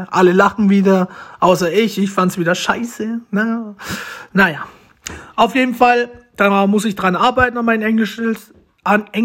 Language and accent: German; Romania; German is a second language; now in Germany; Deutsch ist nicht das Beste. Ich möchte mich dafür schon mal entschuldigen weil ich bin ja adoptiert, ich komme eigentlich aus Rumänien.